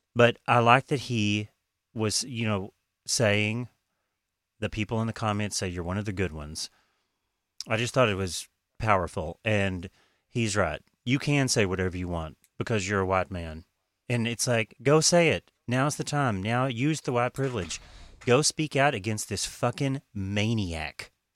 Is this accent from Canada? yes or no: no; Oklahoma, United States; I'm from Oklahoma.